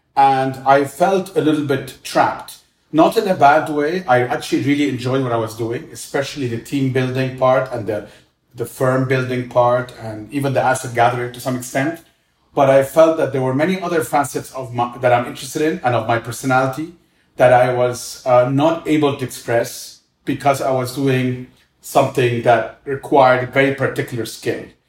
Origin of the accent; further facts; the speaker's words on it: Cairo, Cairo Governorate, Egypt; I grew up in Cairo. I'm Egyptian.